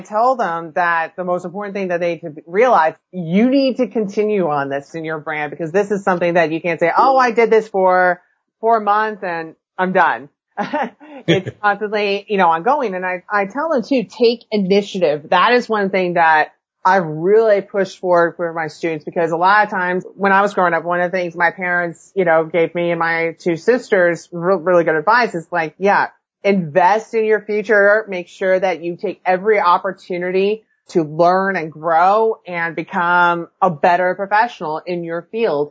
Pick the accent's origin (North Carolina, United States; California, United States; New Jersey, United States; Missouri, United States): California, United States; moved away; I grew up in California